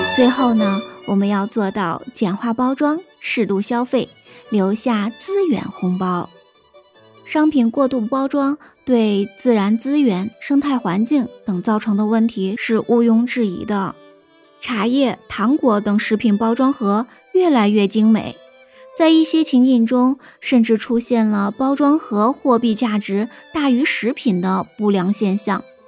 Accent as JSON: {"language": "Chinese", "country": "China", "said": "在我们中国人心目中，没有爆竹就没有年味儿"}